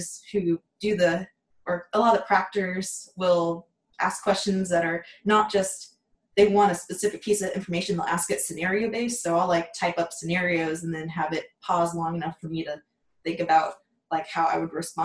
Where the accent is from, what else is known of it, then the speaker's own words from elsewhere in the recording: Washington, District of Columbia, United States; also born or lived in Dallas, Texas; now in Waco, United States; I was born in Dallas and I grew up in the Washington, D.C. area.